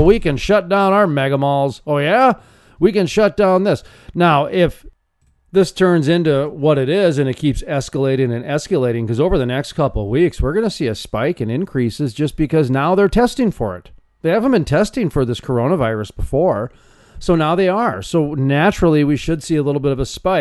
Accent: Fargo, North Dakota, United States; where I grew up in Fargo and in North Dakota

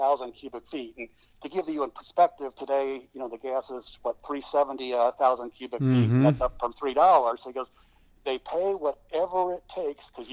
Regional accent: Michigan, United States; now in Oklahoma, United States; I'm from Michigan

